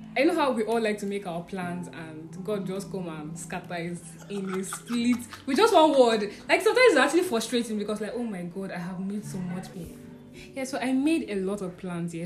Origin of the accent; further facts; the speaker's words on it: Nigeria; also born or lived in Abuja; I'm coming from Nigeria